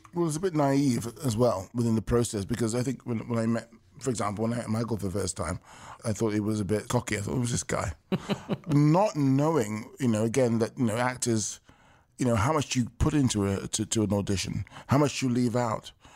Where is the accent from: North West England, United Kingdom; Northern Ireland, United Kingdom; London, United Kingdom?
London, United Kingdom; I was born and raised in London, England, in nineteen sixty-nine